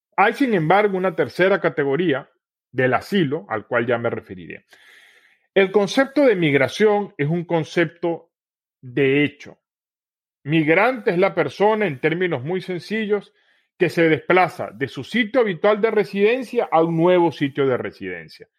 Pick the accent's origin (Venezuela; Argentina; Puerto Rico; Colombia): Venezuela; Como venezolano